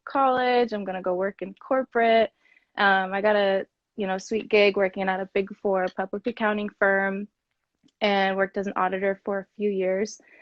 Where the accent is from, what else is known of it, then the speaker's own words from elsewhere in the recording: Kansas City, United States; moved away as an adult; also born or lived in San Diego; I'm from Kansas City